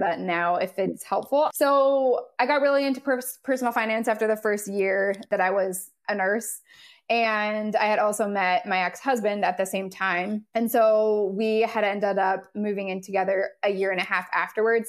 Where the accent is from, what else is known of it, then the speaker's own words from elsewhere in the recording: Southern California, United States; moved away as an adult; now in North Carolina, United States; I am originally from Southern California